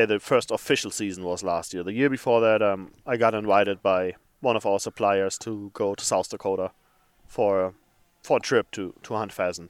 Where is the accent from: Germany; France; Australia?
Germany; English is a second language; moved away as an adult; also born or lived in Africa; now in Minneapolis, United States; I'm from Germany.